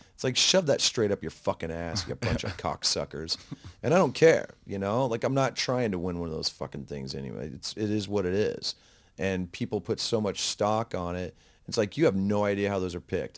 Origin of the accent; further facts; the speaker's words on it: United States; being an American